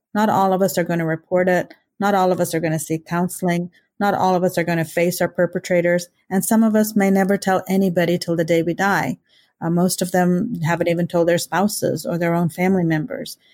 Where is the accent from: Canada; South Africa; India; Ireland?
India; now in Kansas, United States; being an Indian and an immigrant